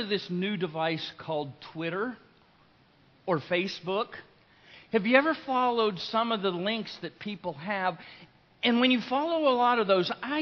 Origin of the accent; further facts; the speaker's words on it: Lake Wales, Florida, United States; I'm from Lake Wales, and I was attending Lake Wales High School